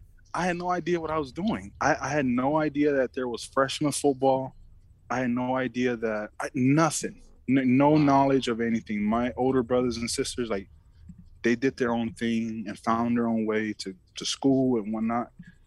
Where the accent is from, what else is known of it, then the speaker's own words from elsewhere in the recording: Oakland, California, United States; English is a second language; It was Oakland. It's East Oakland, man. Wow. So me and Devon, me and Devon Best, we know where we're from, man. You know what it's like to grow up and make it out of there.